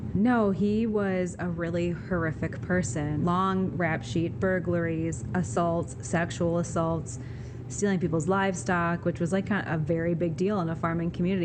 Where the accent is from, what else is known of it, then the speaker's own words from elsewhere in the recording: Midwest, United States; accent: Midwestern; my T glottalization Midwestern ass voice